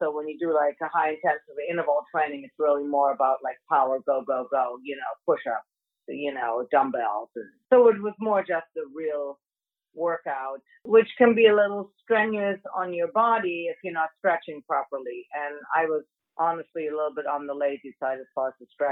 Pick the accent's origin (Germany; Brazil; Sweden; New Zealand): Germany; moved away as an adult; also born or lived in Miami / Boston; I'm originally born and raised in Germany